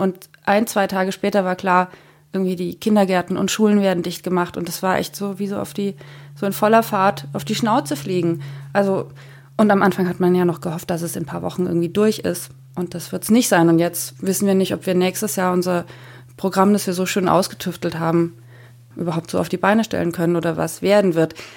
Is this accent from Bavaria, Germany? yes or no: yes; Franconia, Bavaria, Germany; moved away; also born or lived in Munich; Ich bin auch in München geboren, in Franken aufgewachsen